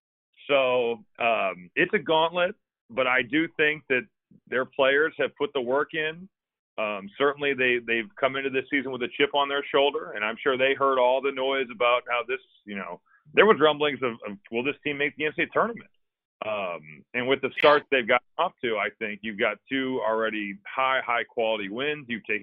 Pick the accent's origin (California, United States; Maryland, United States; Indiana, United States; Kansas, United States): Indiana, United States; Valparaiso; I grew up in Valparaiso, Indiana. So I was a ball boy for Homer Drew.